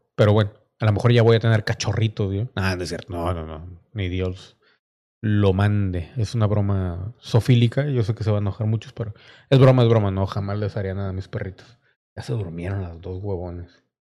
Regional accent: Mexico; como mexicano

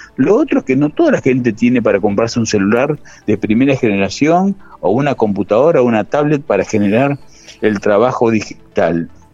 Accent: Gálvez, Santa Fe, Argentina; moved away; yo soy oriundo de Galvez, hace unos años que vivo acá

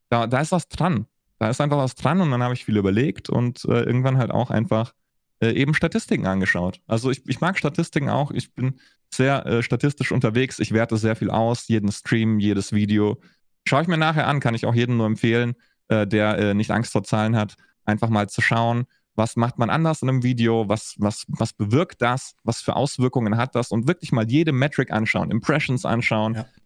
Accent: Augsburg, Bavaria, Germany; ich war in Berlin unterwegs, ich war in Franken unterwegs ich bin in, äh, in Augsburg beziehungsweise in Schwaben mehr oder weniger groß geworden.

